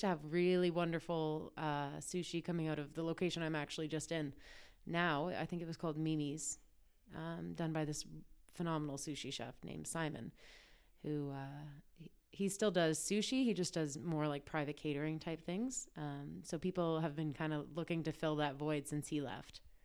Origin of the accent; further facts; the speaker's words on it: Ancaster, Ontario, Canada; also born or lived in Toronto; I grew up in Ancaster, so I grew up going out there all the time.